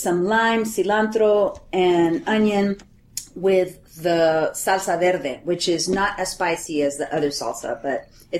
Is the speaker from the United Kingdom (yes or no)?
no; Laredo, Texas, United States; moved away as an adult; also born or lived in College Station; now in Dallas, United States; And I'm from Laredo, streets of Laredo fame.